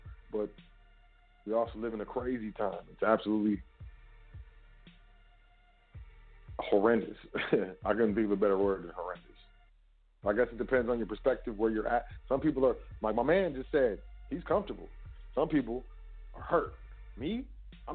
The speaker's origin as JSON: {"language": "English", "country": "United States", "said": "I'm American"}